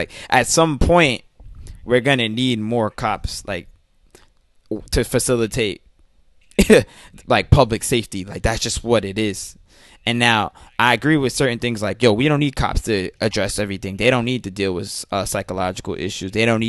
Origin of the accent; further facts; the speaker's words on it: New York, United States; I don't fucking know. I'm a New Yorker. I'm a wavy ass New Yorker that sees what happens on these streets every day